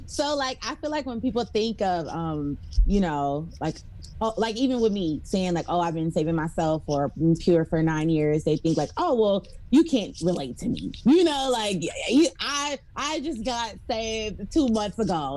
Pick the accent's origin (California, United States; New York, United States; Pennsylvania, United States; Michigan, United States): Michigan, United States; Detroit; moved away as an adult; now in Georgia, United States; I'm from Detroit